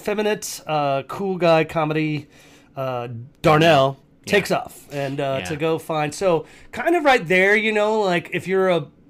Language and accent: English; North Carolina, United States; moved away; also born or lived in St. Louis; I was born and raised in North Carolina, but yeah. I did live in St. Louis for a while.